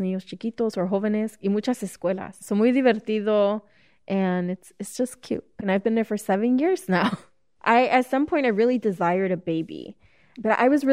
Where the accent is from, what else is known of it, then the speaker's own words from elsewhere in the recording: Chicago, Illinois, United States; Born and raised in Chicago